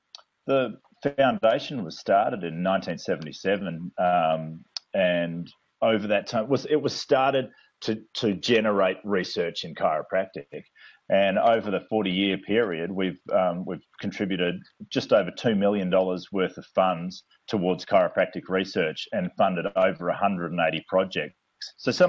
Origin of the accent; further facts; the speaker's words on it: Australia; moved away as an adult; also born or lived in New Zealand; I'm actually originally Australian. I'm still Australian. And I moved to New Zealand to study chiropractic